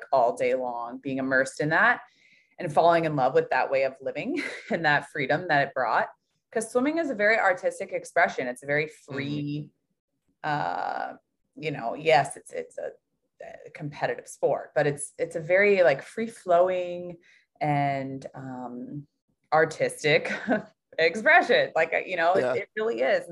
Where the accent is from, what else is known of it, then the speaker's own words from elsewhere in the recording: Louisville, Kentucky, United States; I grew up in Louisville, Kentucky